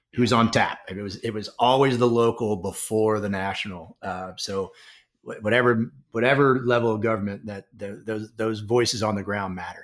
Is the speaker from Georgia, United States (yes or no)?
no; Washington, District of Columbia, United States; the Republic of Washington, D C, my hometown